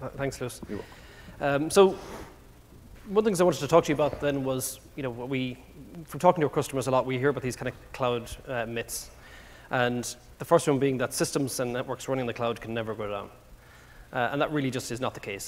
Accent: Ireland; accent: Irish; moved away; as you can probably tell by my accent, I'm, I'm not from around here. Uh, I do speak quite fast, by the way, as well, which is an Irish thing

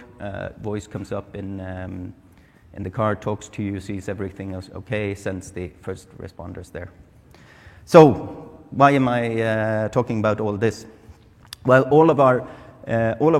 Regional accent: Sweden; moved away; I'm from Sweden, it's really cold, it's wet and it's dark.

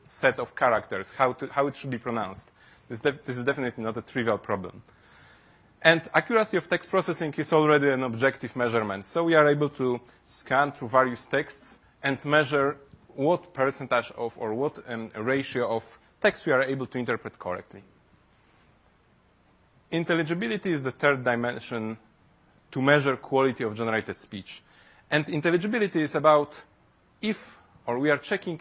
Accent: Poland; English is a second language; English is not my first language, and which is tricky because we are not used to that in Poland

